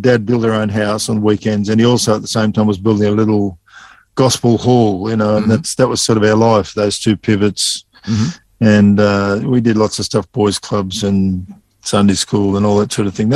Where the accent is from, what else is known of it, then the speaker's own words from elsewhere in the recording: Sydney, New South Wales, Australia; moved away as an adult; also born or lived in Bourke, New South Wales; now in Dubbo, Australia; I was born in the Poppers Hospital in Sydney at Epping